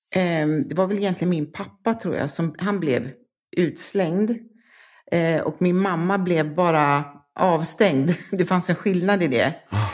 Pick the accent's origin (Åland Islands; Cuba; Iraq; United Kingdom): United Kingdom; London; also born or lived in Harrow; now in Malmö, Sweden; Jag är född i London, nordvästra